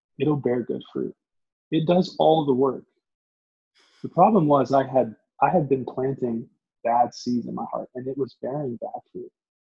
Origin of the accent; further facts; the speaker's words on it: Lynchburg, Virginia, United States; moved away as an adult; also born or lived in Arkansas; God actually called me back to my hometown, Lynchburg, to plant house churches with my oldest bro, Philip